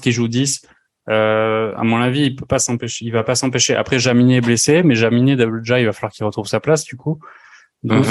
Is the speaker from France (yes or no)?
yes; France; nous, en tant que Français